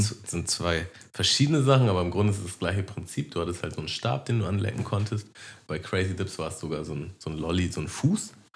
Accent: Hamburg, Germany; bei uns in Harburg gab es noch einen Kiosk

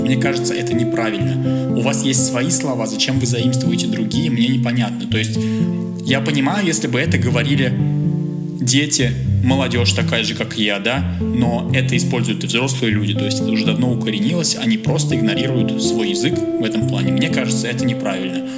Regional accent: Russia; moved away; Я, конечно, из России

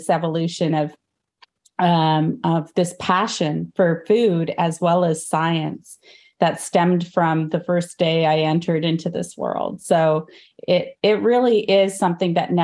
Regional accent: Canada; born or raised there; also born or lived in India

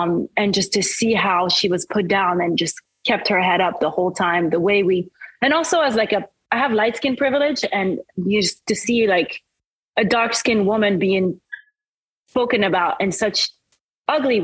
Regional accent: right outside of Paris, Île-de-France, France; English is a second language; moved away as an adult; also born or lived in Caribbean; now in New York, United States; I grew up actually right outside of Paris

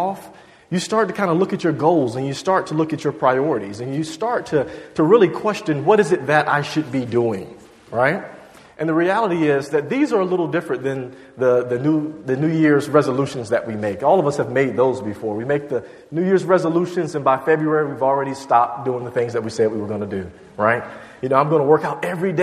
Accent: Virginia, United States; moved away as an adult; also born or lived in Georgia; now in Boston, United States; My family's originally from Georgia, and I grew up in Virginia

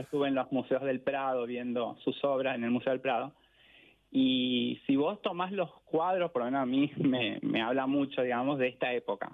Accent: Asunción, Paraguay; born or raised there; moved away as an adult; also born or lived in Caballito, Buenos Aires, Argentina; now in Buenos Aires, Argentina

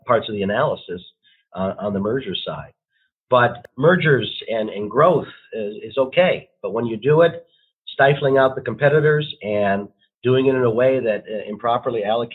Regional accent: Ohio, United States; moved away as an adult; also born or lived in Michigan; now in Arizona, United States; I'm born and raised in Ohio, and then I went to Michigan undergrad

